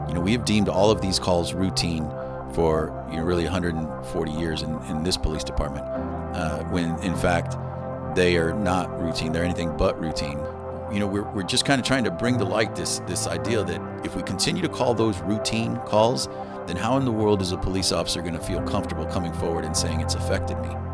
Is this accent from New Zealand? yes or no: no; Floresville, Texas, United States; Floresville, Texas, about thirty miles south of San Antonio